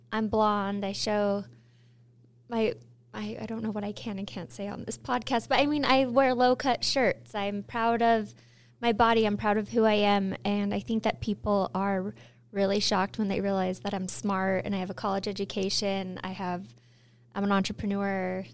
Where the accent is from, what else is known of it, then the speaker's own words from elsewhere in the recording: Utah, United States; born and raised in Utah